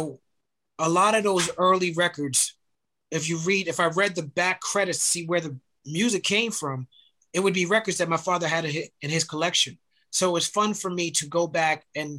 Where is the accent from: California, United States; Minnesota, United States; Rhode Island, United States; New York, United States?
New York, United States; New York City; I was born and raised in Brooklyn, New York